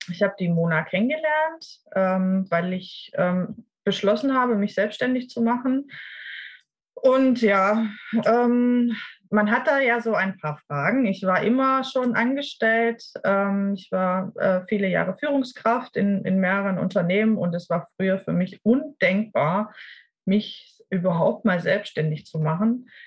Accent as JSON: {"language": "German", "town": "Ludwigsburg", "region": "Baden-Württemberg", "country": "Germany", "said": "ich komme aus, ähm, aus dem Raum Ludwigsburg im schönen Baden-Württemberg"}